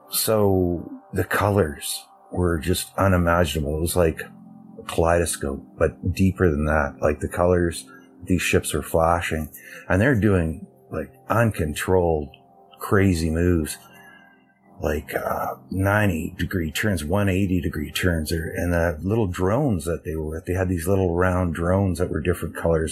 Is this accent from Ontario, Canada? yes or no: no; Alberta, Canada; I'm from Canada, Alberta, Canada